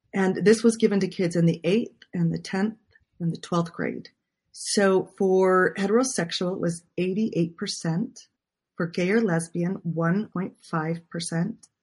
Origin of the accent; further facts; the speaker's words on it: Utah, United States; I grew up in Utah.